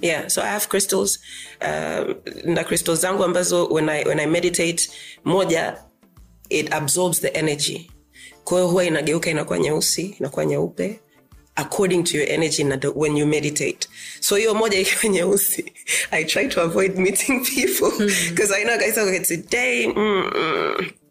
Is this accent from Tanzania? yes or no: yes; Meru, Arusha, Tanzania; mimi ni mmeru kwetu ni arusha uh, my oldest memory ya meru is ku kukimbia kwenye uh, shamba la kahawa kwa babangu